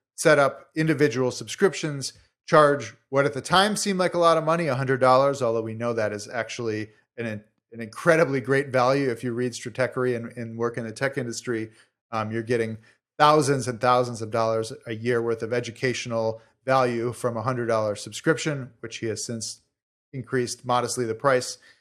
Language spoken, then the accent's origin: English; Chicago, Illinois, United States; moved away; I'm from Chicago originally.